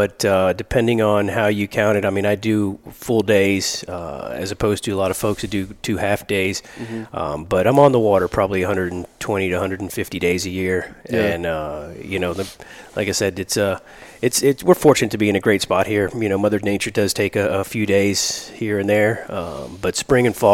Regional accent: Miami, Florida, United States; moved away as an adult; now in Tampa, United States; born and raised in Miami. I got Cuban parents

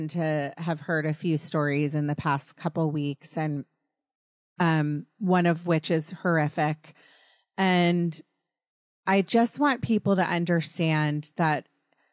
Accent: East Coast, United States; moved away as an adult; now in Los Angeles, United States; we grew up on the East Coast

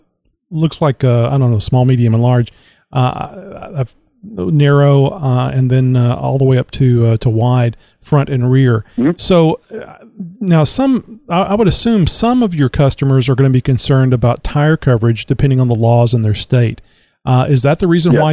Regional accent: Texas, United States; I'm from Texas. I'm in Texas. I've been here all my life

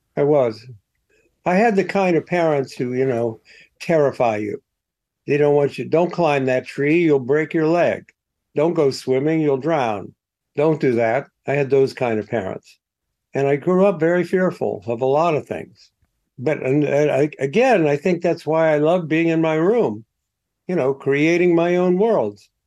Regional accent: Columbus, Ohio, United States; moved away as an adult; now in New York, United States; I came from Columbus

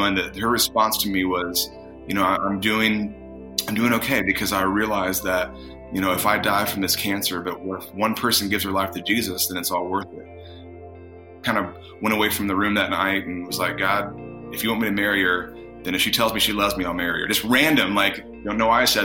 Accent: Indiana, United States; moved away as an adult; also born or lived in California; I actually am from Indiana

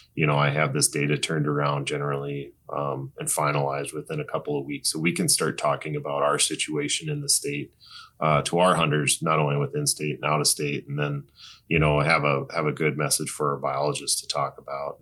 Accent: North Dakota, United States; I grew up in North Dakota

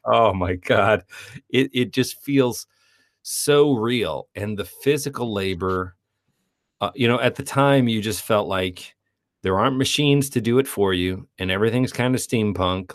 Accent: Parkersburg, West Virginia, United States; moved away as an adult; also born or lived in San Francisco / New York; we grew up in Parkersburg, West Virginia

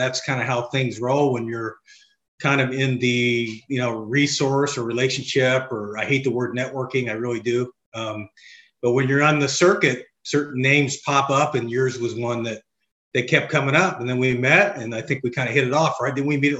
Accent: Bloomington, Indiana, United States; now in Elmhurst, United States; Grew up in, Bloomington, Indiana.

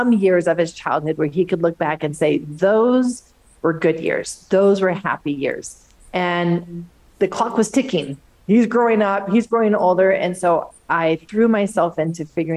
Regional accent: Pacific Northwest, Washington, United States; moved away as an adult; also born or lived in Southern California; I grew up in the Pacific Northwest, Washington State, came down to Southern California for medical school

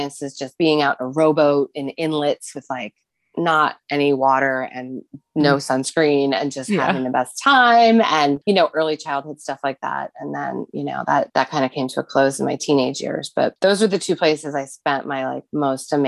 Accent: New Jersey, United States; moved away as an adult; also born or lived in Seattle; I grew up in New Jersey

